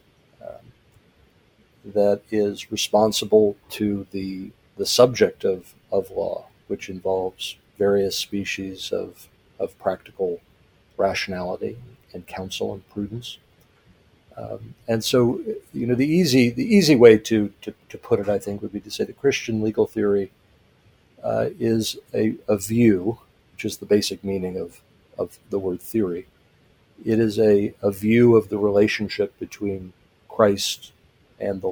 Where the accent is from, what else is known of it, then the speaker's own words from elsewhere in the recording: St. Louis, Missouri, United States; moved away as an adult; also born or lived in East Asia; Washington University School of Law in my hometown of St. Louis